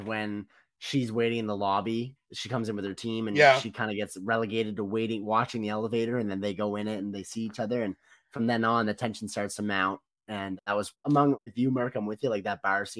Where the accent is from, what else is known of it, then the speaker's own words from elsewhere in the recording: Canada; as a Canadian